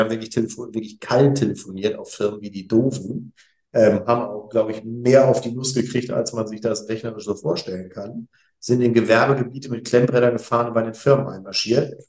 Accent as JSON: {"language": "German", "town": "Essen", "region": "North Rhine-Westphalia", "country": "Germany", "tie": "born or raised there", "also_born_or_lived": "Bonn", "lives_now": "Essen, Germany", "said": "ich bin Essener Gebürtiger"}